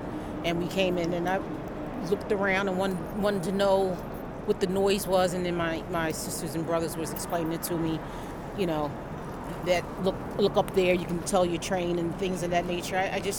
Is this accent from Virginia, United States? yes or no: no; Philadelphia, Pennsylvania, United States; I'm from Philly.